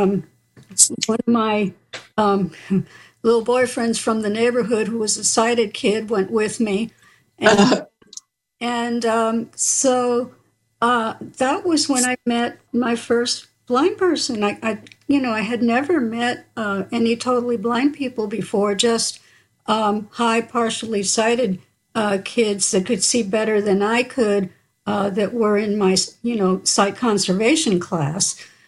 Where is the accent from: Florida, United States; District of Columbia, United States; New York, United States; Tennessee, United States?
New York, United States; New York City; We were from a, you know, South Bronx